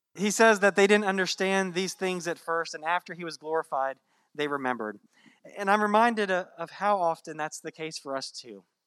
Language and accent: English; Virginia, United States; now in Florida, United States; I grew up in Virginia